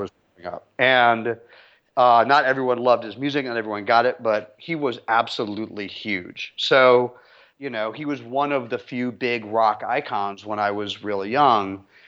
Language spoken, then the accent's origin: English; London, United Kingdom; I was born in London at the height of the British music scene in the mid-sixties